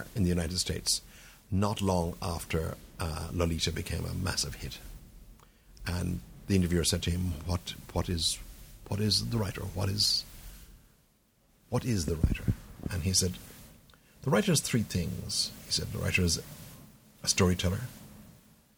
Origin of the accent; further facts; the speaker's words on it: County Tipperary, Munster, Ireland; I grew up in a county called Tipperary.